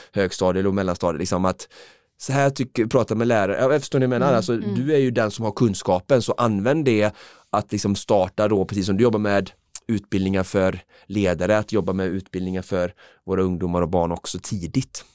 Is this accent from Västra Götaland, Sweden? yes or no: yes; Alingsås, Västra Götaland, Sweden; när jag spelade fotboll i Holmalund eh, som barn hemma i Alingsås